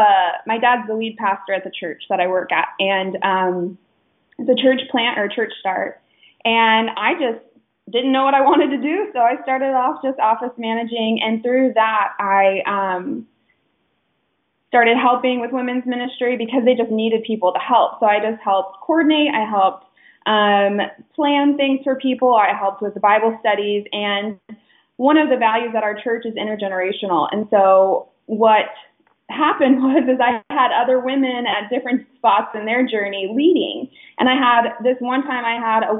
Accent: Phoenix, Arizona, United States; I am from Phoenix, Arizona. I love it here

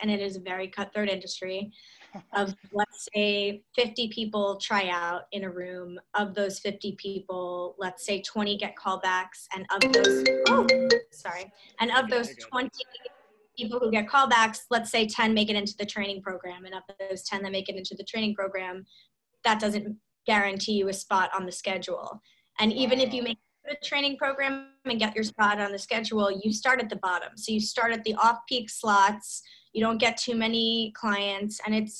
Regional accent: Scarsdale, New York, United States; we met in high school and we're from Scarsdale

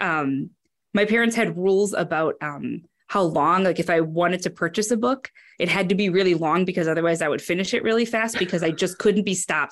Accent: Wisconsin, United States; I'm from Wisconsin

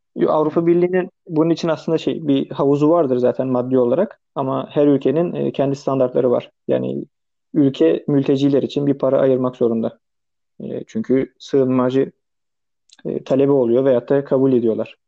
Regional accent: Turkey; moved away as an adult; now in France; yüzde yüz Türk'üm. Türkiye'den gelmişim

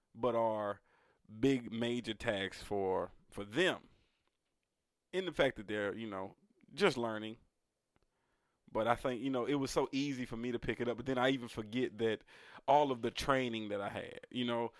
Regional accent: United States; I was born here

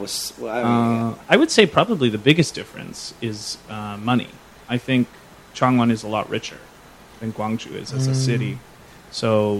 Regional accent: Nelson, British Columbia, Canada; moved away as an adult; now in South Korea; My hometown is a really small town called Nelson

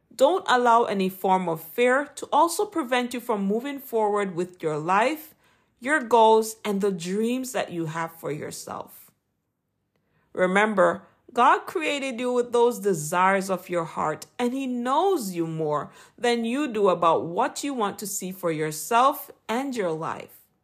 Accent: Jamaica; accent: Jamaican; my Jamaican accent

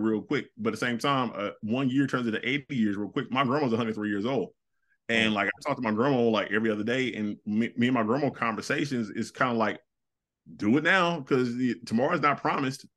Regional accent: the South, United States; I'm a dude from the South.

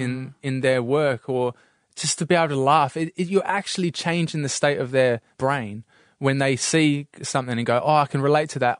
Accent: England, United Kingdom; now in Australia; being put down in Australia for being English, 'cause that you'd be a pommy

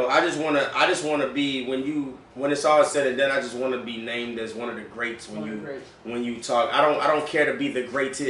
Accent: the South, United States; but I'm also from the South, very much from the South

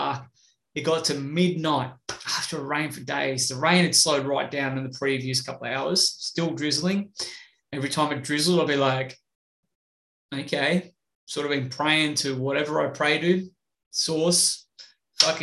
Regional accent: Australia; I'm from Australia

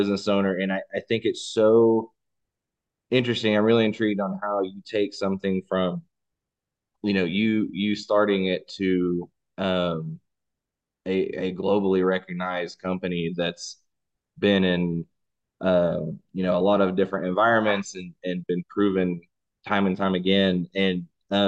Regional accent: Texas, United States; I'm from Texas

